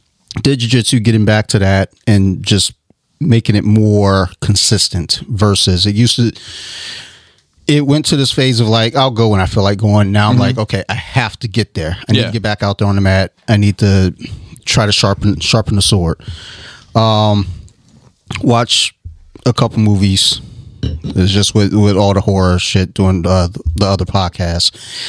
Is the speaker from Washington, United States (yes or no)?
no; Detroit, Michigan, United States; I'm from Detroit.